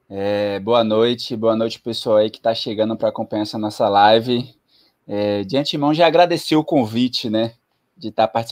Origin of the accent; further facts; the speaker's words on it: Ilhéus, Bahia, Brazil; also born or lived in Salvador / Aracaju / São Paulo; now in Recife, Brazil; eu sou baiano, sou de Ilhéus, do sul da Bahia.